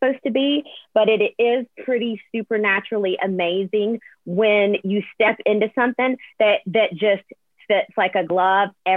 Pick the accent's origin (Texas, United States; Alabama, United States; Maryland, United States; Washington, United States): Alabama, United States; also born or lived in Nashville; I'm born and raised in Alabama.